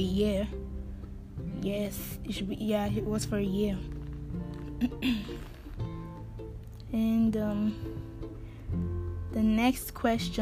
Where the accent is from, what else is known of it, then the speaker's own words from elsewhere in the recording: Ibadan, Oyo, Nigeria; now in Houston, United States; I grew up in Ibadan, in Oliole